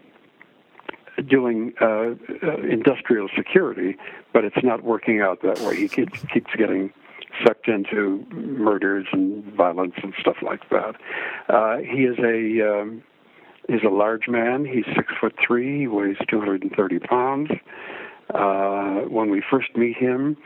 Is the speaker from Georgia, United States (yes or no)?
no; Chicago, Illinois, United States; also born or lived in Los Angeles; now in Cleveland, United States; I'm a Chicagoan by birth